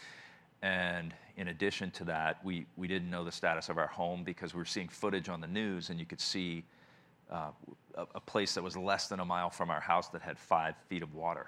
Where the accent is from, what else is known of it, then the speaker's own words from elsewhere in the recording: New Orleans, Louisiana, United States; moved away as an adult; I'm from New Orleans. I moved here in November of 2007